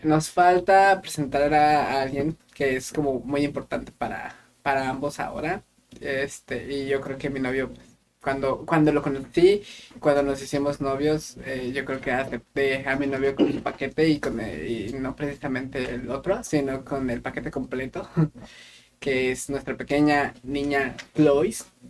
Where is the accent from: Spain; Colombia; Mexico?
Mexico; Querétaro; moved away; yo soy de la ciudad de Querétaro